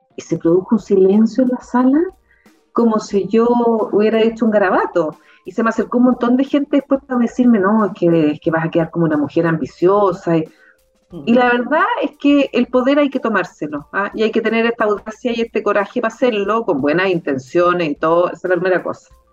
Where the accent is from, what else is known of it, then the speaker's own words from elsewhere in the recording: Concepción, Biobío, Chile; now in Santiago, Chile; yo soy de Concepción